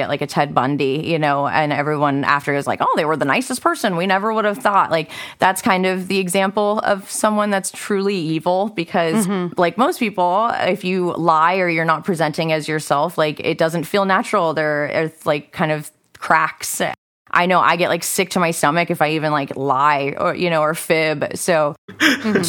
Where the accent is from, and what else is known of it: Northern California, United States; born or raised there